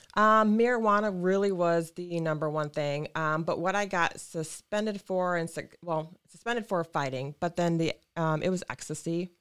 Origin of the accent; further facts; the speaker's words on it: Lansing, Michigan, United States; I was born and raised in Lansing